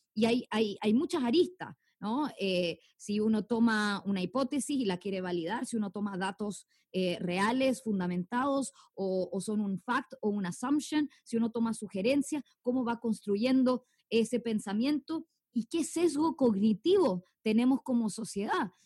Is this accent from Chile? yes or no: yes; Chile